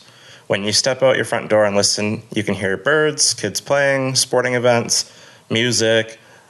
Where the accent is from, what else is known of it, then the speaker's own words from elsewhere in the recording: Calgary, Alberta, Canada; I'm from Calgary, Alberta.